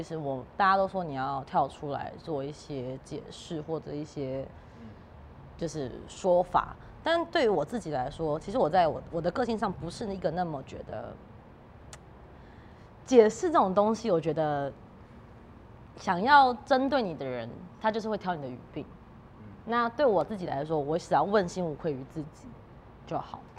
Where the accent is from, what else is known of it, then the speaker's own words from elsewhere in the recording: Tainan, Taiwan; moved away as an adult; 因为我是南部人，台南的小孩嘛，所以我大学就十八岁我才上台北。